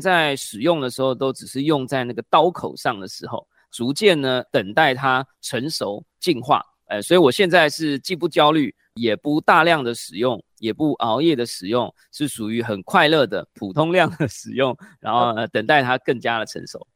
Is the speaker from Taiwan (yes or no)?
yes; Taiwan; first language Chinese; 我们的母语还是在台湾使用中文